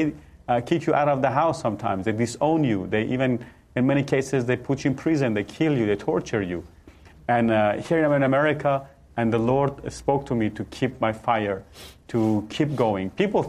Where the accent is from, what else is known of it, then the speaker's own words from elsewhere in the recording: Iran; moved away as an adult; now in United States; I'm from Iran. I was a Muslim, and I believe in Jesus. I'm a Christian now.